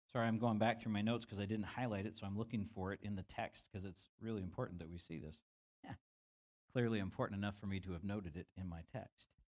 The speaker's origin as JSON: {"language": "English", "country": "United States", "said": "as an American young rebellious man"}